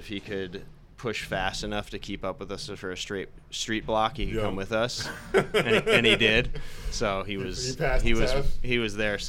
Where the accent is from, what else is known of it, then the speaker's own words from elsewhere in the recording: Pleasantville, New York, United States; Brian and I grew up in Pleasantville.